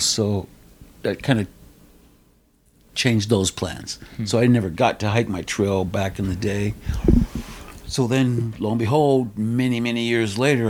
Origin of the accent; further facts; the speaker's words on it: Southern California, United States; Here in Southern California